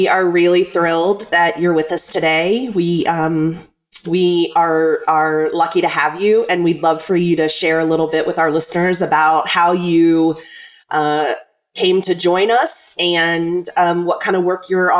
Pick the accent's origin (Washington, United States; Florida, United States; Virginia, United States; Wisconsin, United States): Virginia, United States; Virginia's 10th district, United States; I was born and raised in Virginia's 10th district, which is adjacent to the district that Qasem is running to win this year.